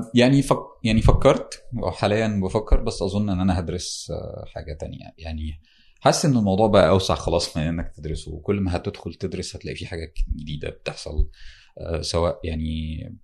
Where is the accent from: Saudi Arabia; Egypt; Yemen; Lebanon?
Egypt; Damietta Governorate; انا من دمياط محافظه ساحليه على البحر المتوسط والنيل من قرية في دمياط